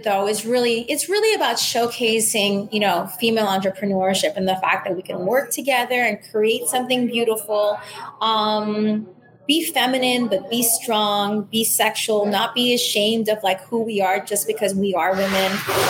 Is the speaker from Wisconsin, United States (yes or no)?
no; Miami, Florida, United States; also born or lived in San Juan / Manhattan; I am definitely saying that I'm from Miami. I always think is a misnomer just because I've lived a third of my life in three very important places, San Juan, Manhattan, Miami, all very formative periods of my life.